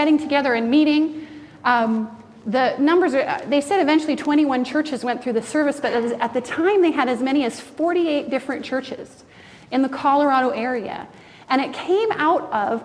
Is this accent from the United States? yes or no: no; Canada; as a Canadian